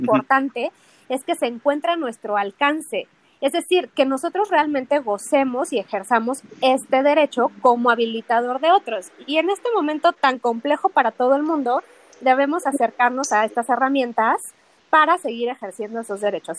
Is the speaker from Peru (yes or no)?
no; Mexico; nosotros como mexicanos